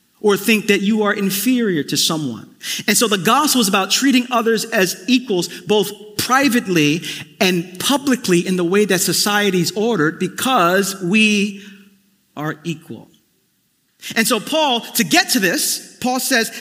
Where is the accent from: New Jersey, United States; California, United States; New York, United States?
New York, United States; New York City; growing up in East New York, Brooklyn, in the family I was in, We Puerto Ricans